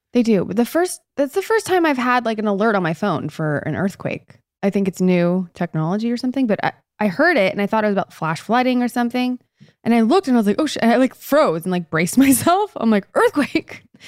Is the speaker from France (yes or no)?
no; Canada; moved away; All my years in Canada during the winter, I didn't have to drive in that growing up.